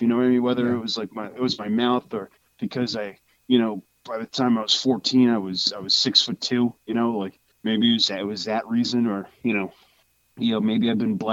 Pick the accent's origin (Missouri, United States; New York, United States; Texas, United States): New York, United States; New York City; we're both from New York City